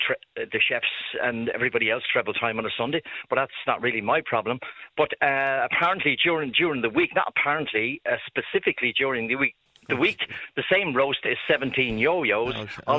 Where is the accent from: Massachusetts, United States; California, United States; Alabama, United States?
California, United States; now in Ireland; I'm a Californian, but I'm in Dartry, sprucing up a house here.